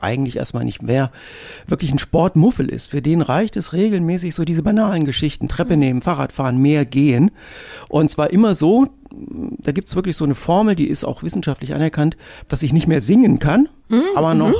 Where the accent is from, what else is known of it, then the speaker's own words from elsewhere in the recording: North Hesse, Germany; ich bin in Nordhessen groß geworden